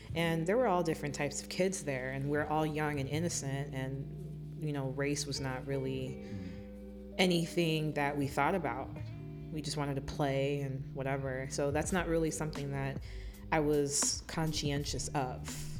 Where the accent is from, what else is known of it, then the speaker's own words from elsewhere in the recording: Miami, Florida, United States; moved away as an adult; now in Detroit, United States; born and raised in Miami, Florida, and I found myself here in the Motor City not too long ago